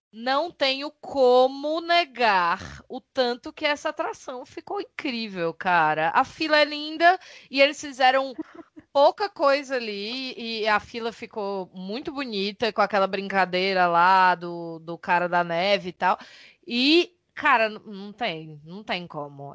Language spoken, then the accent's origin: Portuguese; Brazil; nós quatro somos brasileiros